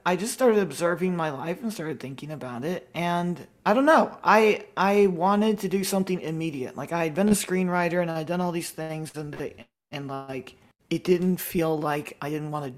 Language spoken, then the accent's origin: English; Washington, United States; I was born in Washington, liberal state